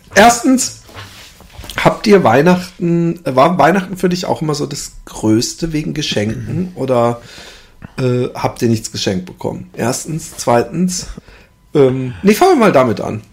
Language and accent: German; Karlsruhe, Baden-Württemberg, Germany; bei uns in Karlsruhe, also beziehungsweise zwischen Karlsruhe und Ettlingen